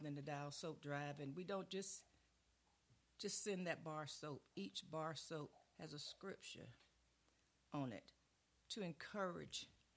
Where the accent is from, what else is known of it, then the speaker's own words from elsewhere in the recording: Brunswick, Georgia, United States; my hometown, Brunswick, Georgia